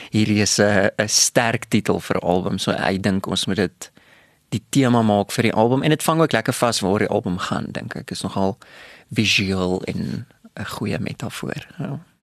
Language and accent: Afrikaans; Bloemfontein, Free State, South Africa; ek het groot geword in Bloemfontein